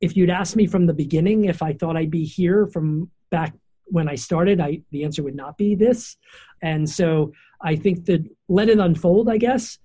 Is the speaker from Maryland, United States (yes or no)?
yes; Baltimore, Maryland, United States; I'm from Baltimore